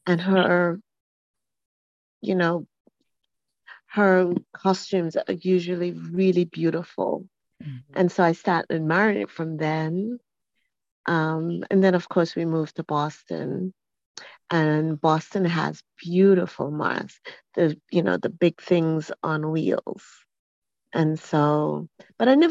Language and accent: English; Montserrat; now in Atlanta, United States; growing up in Montserrat, we have the masquerades